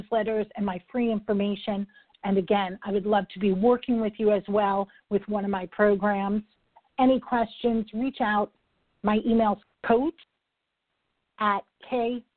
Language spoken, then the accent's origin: English; New York, United States; I am a New Yorker